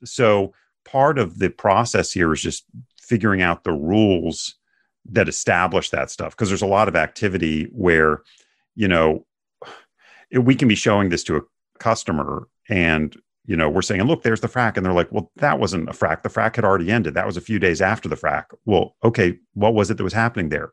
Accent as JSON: {"language": "English", "town": "Bethesda", "region": "Maryland", "country": "United States", "tie": "born or raised there", "also_born_or_lived": "New Hampshire", "moved": "yes", "lives_now": "Houston, United States", "said": "I actually grew up in the suburbs of Washington, D C"}